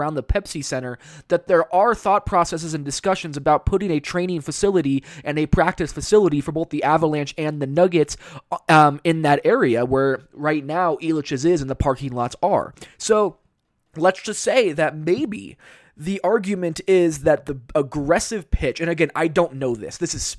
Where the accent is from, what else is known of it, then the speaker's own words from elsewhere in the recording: Baltimore, Maryland, United States; This is the team that is the closest to where I grew up in the Baltimore, Maryland area.